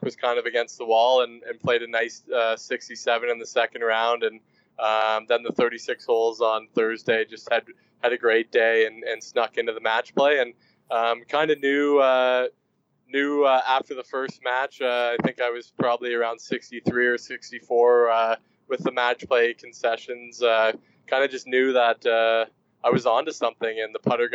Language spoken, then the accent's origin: English; Canada; growing up in Canada, you're pretty much born with a pair of skates on your feet